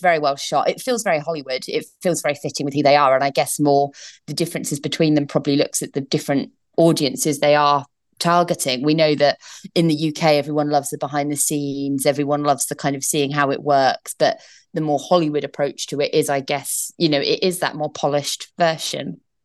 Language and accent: English; United Kingdom; accent: British; moved away as an adult; now in United States